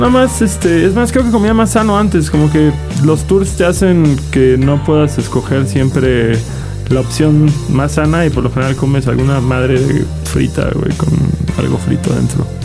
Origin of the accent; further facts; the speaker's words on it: Quintana Roo, Mexico; now in Mexico City, Mexico; Hola, hola, vengo llegando de Quintana Roo, hay una tormenta tropical con la que tengo que lidiar